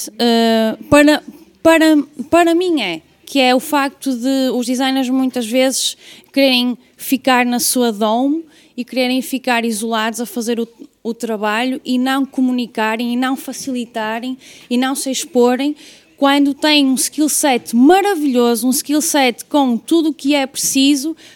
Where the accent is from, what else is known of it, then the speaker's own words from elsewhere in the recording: Guimarães, Norte, Portugal; eu sou de Guimarães, portanto.